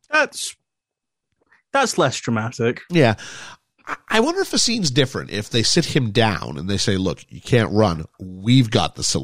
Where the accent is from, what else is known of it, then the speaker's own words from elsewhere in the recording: Quebec, Canada; born there; I mean, I was born in Quebec in Canada. Now, I'm not French Canadian.